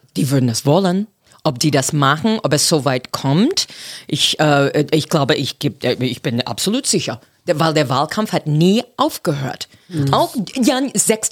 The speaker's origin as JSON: {"language": "German", "town": "Boston", "region": "Massachusetts", "country": "United States", "second_language": "German", "moved": "as an adult", "lives_now": "Berlin, Germany", "said": "Ich komme aus Boston, das ist in die Nordosten"}